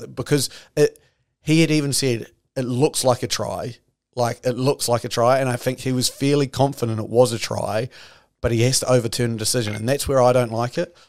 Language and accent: English; New Zealand; I'm your Kiwi half of this podcast